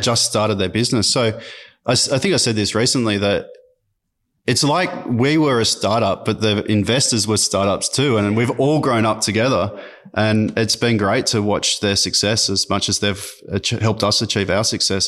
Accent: Sydney, New South Wales, Australia; also born or lived in Armidale, New South Wales / London; so I grew up in Sydney, um, uh, in French's Forest.

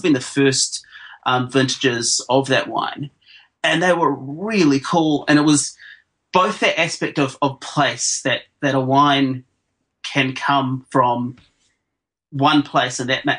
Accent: Hawke's Bay, New Zealand; I grew up in Hawke's Bay, which was at the time the most densely planted wine region in New Zealand

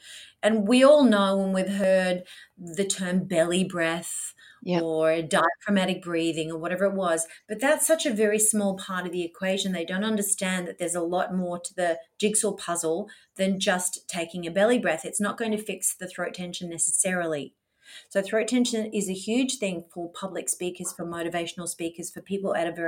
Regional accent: Australia; accent: Australian; Well, yeah, I'm the Australian accent.

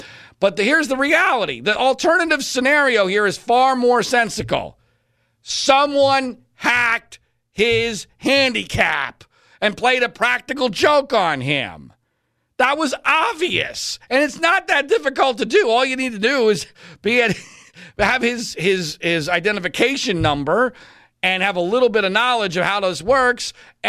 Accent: Scranton, Pennsylvania, United States; born there; And I'm going to focus right here on Pennsylvania, where I was born in Scranton.

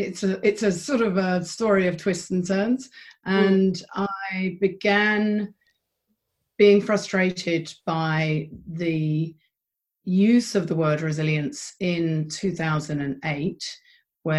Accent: London, United Kingdom; moved away as an adult; also born or lived in Philadelphia; now in Christchurch, New Zealand; I'm a Londoner, but my adopted home of 20 years is Christchurch, New Zealand

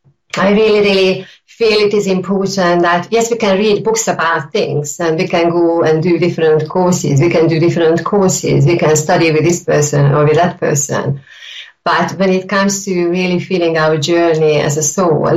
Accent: Hungary; now in United Kingdom; I am originally from Hungary, and I've been living in the UK for many, many years.

